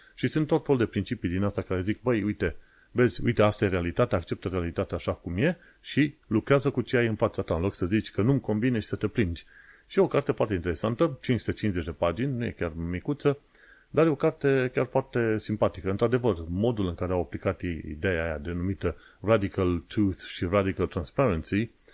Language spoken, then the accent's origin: Romanian; Romania; now in London, United Kingdom; ca român